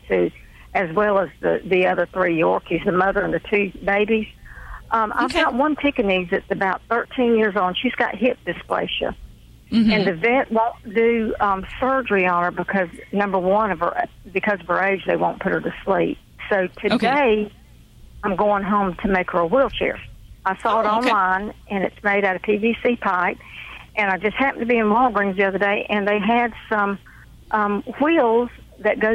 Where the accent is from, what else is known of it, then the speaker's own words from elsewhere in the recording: Thomasville, Georgia, United States; accent: southern; Georgia; now in Tallahassee, United States; I'm actually in Tallahassee, Florida, but I'm from Thomasville, Georgia